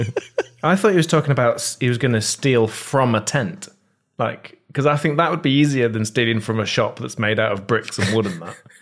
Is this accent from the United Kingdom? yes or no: yes; United Kingdom; Tom and I are, you may, you may have noticed, we're British.